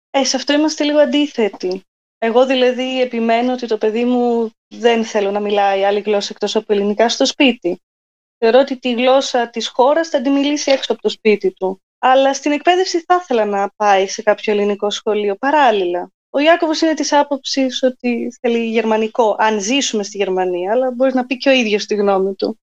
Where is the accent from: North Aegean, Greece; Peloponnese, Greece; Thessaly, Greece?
Peloponnese, Greece; Methoni; moved away as an adult; also born or lived in Athens; now in Germany; στη Μεθόνη μεγάλωσα και οι δύο γονεί μου από εκεί